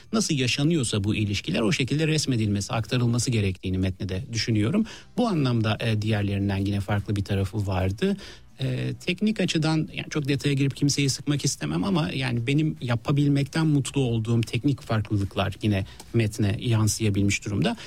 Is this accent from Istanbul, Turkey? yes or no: yes; Istanbul, Turkey; ben yani Bağdat Caddesi taraflarında doğup büyüdüm